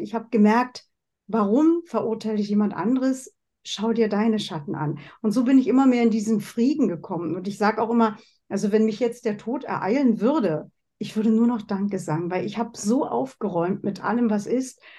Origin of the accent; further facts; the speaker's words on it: Germany; moved away as an adult; also born or lived in West Germany; now in Switzerland; Ich komme ja aus der DDR. Ich habe es im Osten gelernt